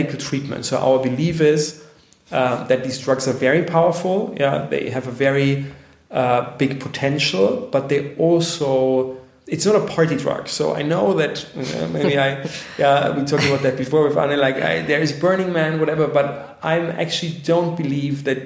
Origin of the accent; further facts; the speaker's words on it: Bavaria, Germany; I'm from Bavaria